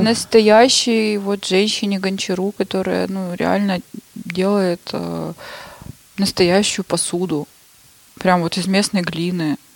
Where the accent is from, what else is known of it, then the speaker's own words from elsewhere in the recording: Shushenskoye, Krasnoyarsk Krai, Russia; moved away as an adult; also born or lived in Saint Petersburg; уехала я оттуда в Шушинское. Это мое родное село